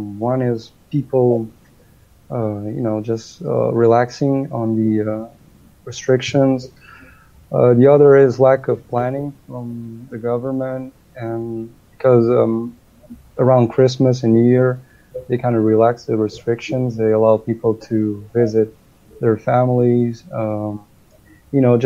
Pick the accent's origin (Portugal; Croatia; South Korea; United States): Portugal; English is a second language